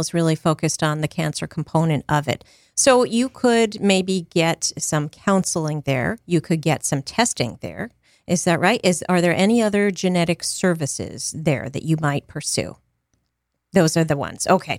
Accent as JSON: {"language": "English", "region": "Northern Virginia", "country": "United States", "moved": "yes", "said": "I'm from Northern Virginia, the D C area"}